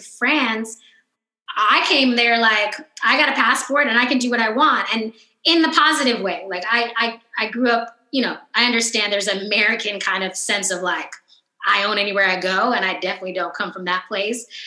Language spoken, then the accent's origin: English; Oakland, California, United States; moved away as an adult; also born or lived in New York / Paris; I'm from Oakland, I was born in Oakland, California, and then I lived in New York, you know, when I went to college